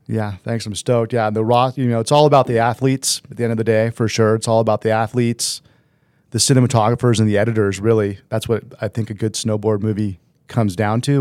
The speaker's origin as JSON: {"language": "English", "region": "Southern California", "country": "United States", "tie": "born or raised there", "said": "I grew up in SoCal"}